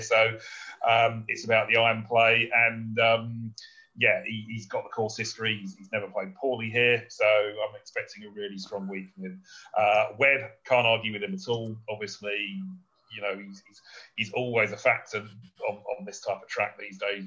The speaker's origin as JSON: {"language": "English", "country": "United Kingdom", "said": "as a Brit"}